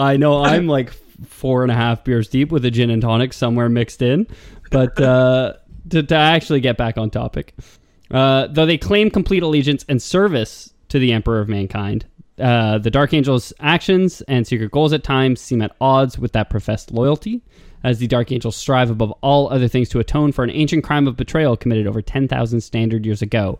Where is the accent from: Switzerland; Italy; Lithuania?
Lithuania; Sorry, I'm from Lithuania. That's the expression there.